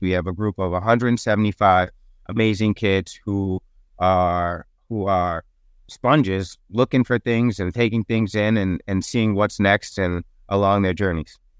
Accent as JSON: {"language": "English", "town": "New York City", "region": "New York", "country": "United States", "tie": "born or raised there", "said": "I grew up in Harlem. I grew up on one twelfth Street and Lenox Avenue"}